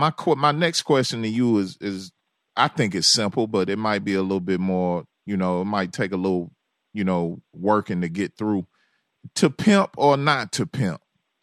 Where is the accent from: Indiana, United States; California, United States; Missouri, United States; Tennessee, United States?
Tennessee, United States; Memphis; I'm originally from Memphis, Tennessee.